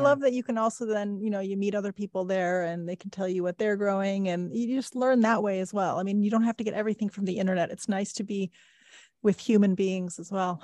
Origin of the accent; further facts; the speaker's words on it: Midwest, United States; I grew up in the Midwest